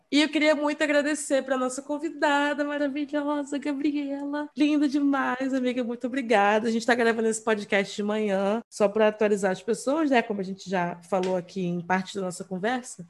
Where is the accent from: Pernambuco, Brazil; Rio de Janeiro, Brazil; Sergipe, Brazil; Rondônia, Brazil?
Rio de Janeiro, Brazil; eu sou da Zona Norte